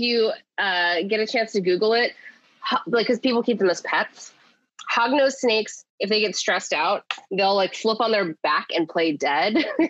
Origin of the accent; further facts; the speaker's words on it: Kennett Square, Pennsylvania, United States; because there's a ice cream place in, like, my hometown Kennett Square called Michoacana.